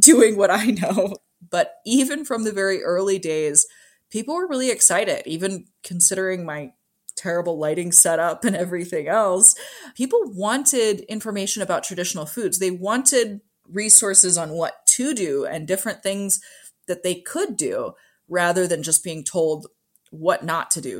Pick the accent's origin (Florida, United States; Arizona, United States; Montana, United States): Montana, United States; Kalispell; I was born and raised in Kalispell